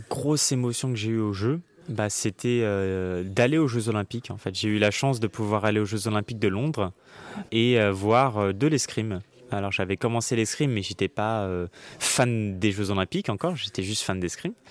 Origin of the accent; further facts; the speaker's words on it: New York, United States; Du coup, j'ai grandi aux États-Unis à New York.